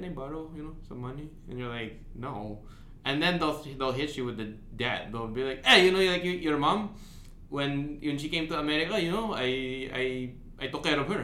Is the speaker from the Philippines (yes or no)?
yes; Philippines; as a Filipino